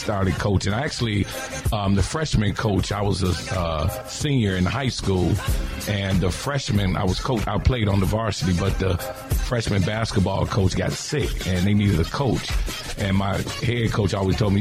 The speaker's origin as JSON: {"language": "English", "town": "Detroit", "region": "Michigan", "country": "United States", "tie": "born or raised there", "moved": "yes", "lives_now": "Chicago, United States", "said": "I'm from Detroit"}